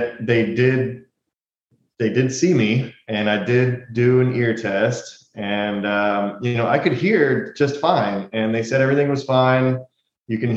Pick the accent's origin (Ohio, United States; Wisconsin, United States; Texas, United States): Texas, United States; Houston; moved away; I'm originally from Houston